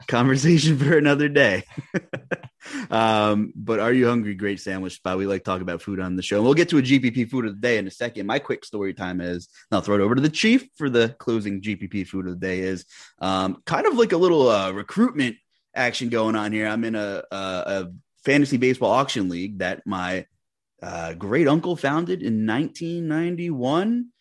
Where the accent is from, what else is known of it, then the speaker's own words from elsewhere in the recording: Long Island, New York, United States; I'm from Long Island